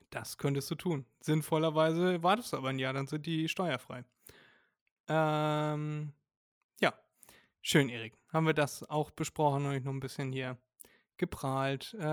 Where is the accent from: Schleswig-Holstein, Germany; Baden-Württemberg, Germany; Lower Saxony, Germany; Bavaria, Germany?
Schleswig-Holstein, Germany; Elmshorn; wissen viele gar nicht, wir kommen aus Norddeutschland